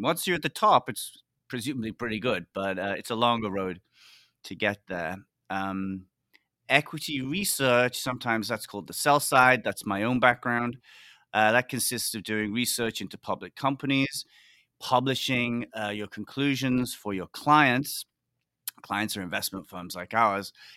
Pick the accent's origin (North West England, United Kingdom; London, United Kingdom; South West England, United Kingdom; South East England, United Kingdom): North West England, United Kingdom; Liverpool; moved away as an adult; also born or lived in Oxford / Hong Kong / New York; I grew up in Liverpool, big city in the U K